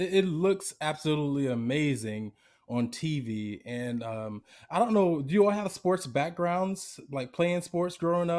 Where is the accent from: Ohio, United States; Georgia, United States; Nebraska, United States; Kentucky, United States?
Georgia, United States; Decatur; moved away as an adult; now in Bay Area, United States; I'm from Atlanta. Well, I grew up in Decatur, Georgia. Went to Martin Luther King High School. Went to Georgia State University. Yada yada. So I moved out to the Bay Area for work, occupational therapy, about 2016.